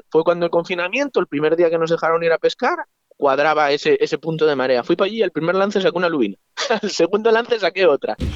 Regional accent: Ricobayo, Castile and León, Spain; Yo crecí pescando en, en Ricoballo y, y, mi corazón tira hacia allí.

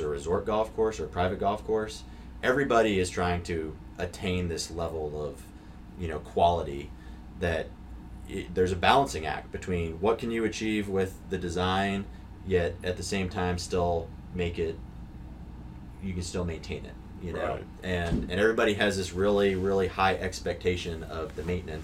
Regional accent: Northeast, United States; I grew up in the Northeast.

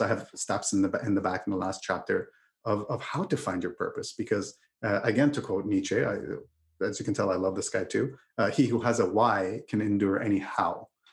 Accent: Canada; I'm I'm Canadian

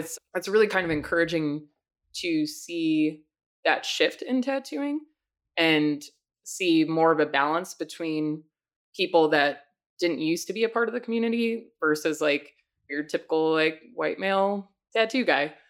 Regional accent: Long Island, New York, United States; moved away as an adult; also born or lived in Rochester, New York; now in Chicago, United States; I was born in Long Island

